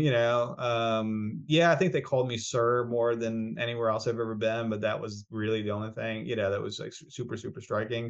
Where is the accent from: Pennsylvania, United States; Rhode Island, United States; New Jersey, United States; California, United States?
Rhode Island, United States; moved away; also born or lived in Laredo, Texas; I grew up in Rhode Island, that's where I grew up